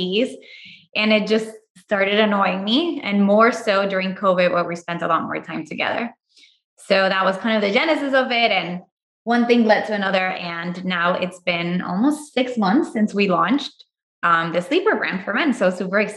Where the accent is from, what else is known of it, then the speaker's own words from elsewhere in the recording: Puerto Rico; moved away as an adult; also born or lived in Chicago / Miami / Tulum; now in Austin, United States; I'm originally from Puerto Rico. I first came to the US for my undergrad.